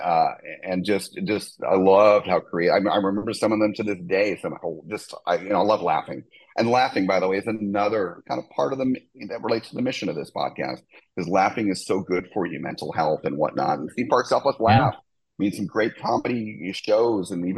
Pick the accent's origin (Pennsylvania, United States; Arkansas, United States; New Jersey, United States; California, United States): New Jersey, United States; I grew up in New Jersey.